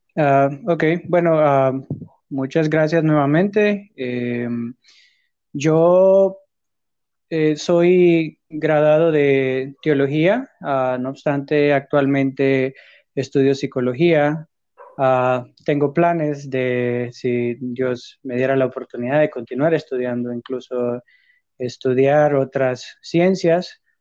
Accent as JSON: {"language": "Spanish", "country": "Honduras", "said": "de hecho soy de Honduras también"}